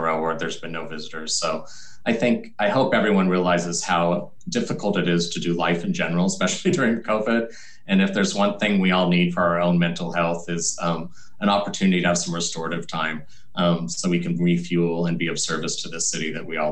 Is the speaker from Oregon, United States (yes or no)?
yes; Portland, Oregon, United States; I'm really happy to be here and be of service to my hometown